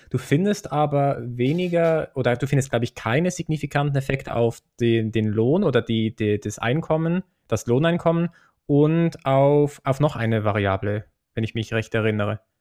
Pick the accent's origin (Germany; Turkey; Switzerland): Switzerland; bei uns in der Schweiz